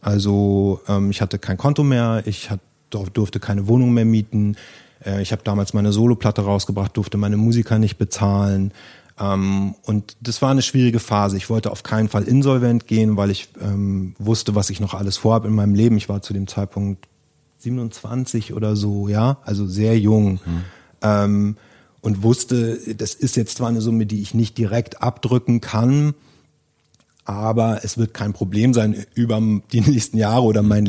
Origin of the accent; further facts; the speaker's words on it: Germany; ich bin wieder in, zurück in meine Heimat an die Ostsee, ähm, in ein, auf einen schönen Bauernhof, den ich aus meiner Jugend kannte